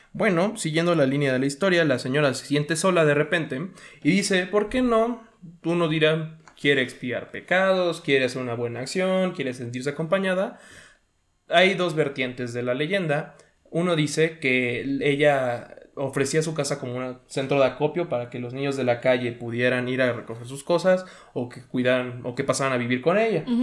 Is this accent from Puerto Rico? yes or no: no; Puebla, Mexico; yo sí nací en la ciudad de Puebla